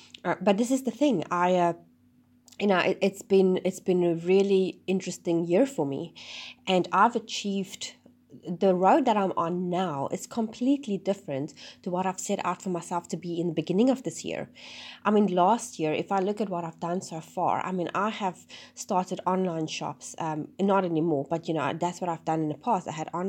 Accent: South Africa; now in New Zealand; and then we moved to New Zealand from South Africa.

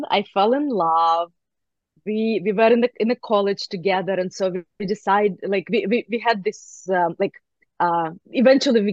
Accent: Ukraine; moved away; I grew up in Ukraine

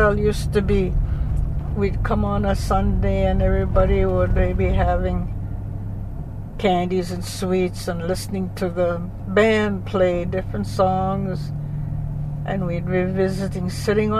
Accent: Fort Qu'Appelle, Saskatchewan, Canada; I was born in the Indian Hospital, Fort Capel, April the 18th, 1944.

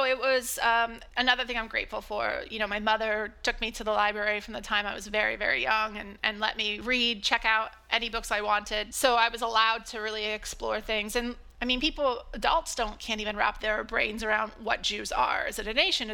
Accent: Ohio, United States; I was born in Ohio into a family with generations of Catholicism and mostly grew up in the countryside, middle of nowhere, a small rural community

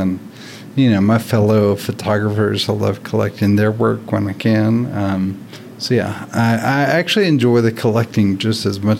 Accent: Nashville, Tennessee, United States; Nashville, Tennessee.

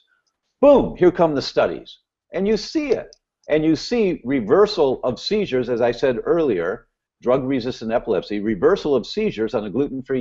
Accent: Midwest, United States; I grew up in the Midwest

